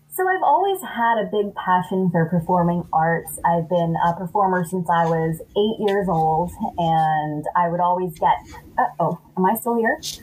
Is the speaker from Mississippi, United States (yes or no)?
no; Los Angeles, California, United States; I am not from Atlanta. I am from Los Angeles.